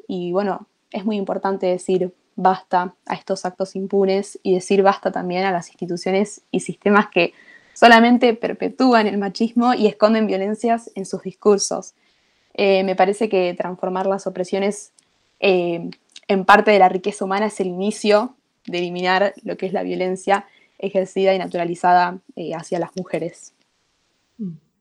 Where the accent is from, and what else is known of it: Argentina